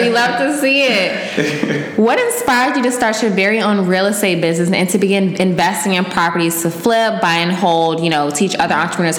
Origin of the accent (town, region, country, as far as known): Maryland, United States; born or raised there